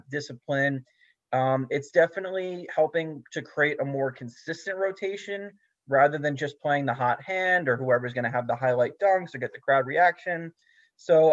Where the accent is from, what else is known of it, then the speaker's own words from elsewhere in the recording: New York City, New York, United States; I am a New Yorker